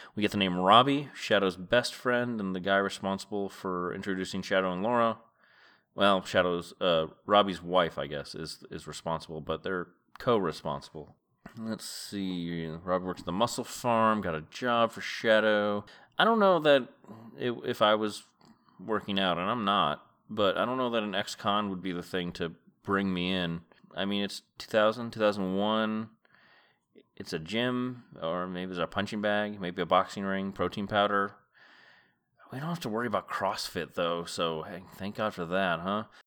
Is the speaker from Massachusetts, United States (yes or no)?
yes; Massachusetts, United States; I have memories of travel agents in, in the, the county of Massachusetts where I grew up.